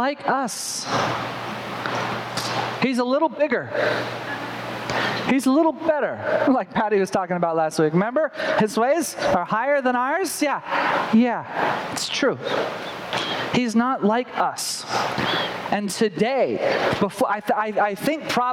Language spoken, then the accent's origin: English; the Bible Belt, United States; I grew up in the Bible Belt